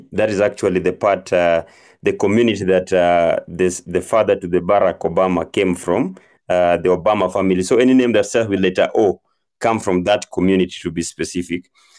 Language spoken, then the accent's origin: English; Kenya; are you Kenyan? And I said, yes.